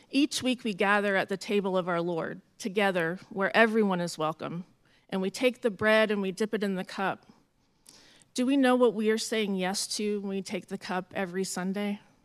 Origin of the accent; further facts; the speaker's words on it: Jacksonville, Florida, United States; moved away; also born or lived in San Francisco Bay Area, California; Jacksonville, Florida, which is my hometown